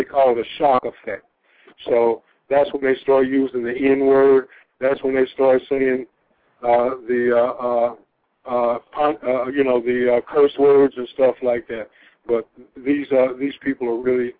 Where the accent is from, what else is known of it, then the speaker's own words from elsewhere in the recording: East Tennessee, United States; now in Atlanta, United States; as a kid growing up in East Tennessee